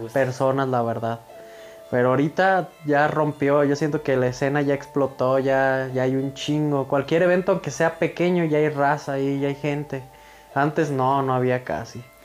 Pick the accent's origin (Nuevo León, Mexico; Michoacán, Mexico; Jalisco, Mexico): Michoacán, Mexico; Villa Jiménez; Yo soy originario de Villa Jiménez, Michoacanas